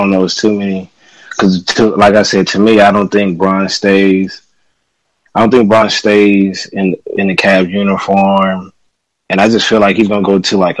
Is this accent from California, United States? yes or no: yes; Inglewood, California, United States; I was born and raised in Inglewood. I was born across the street from the farm.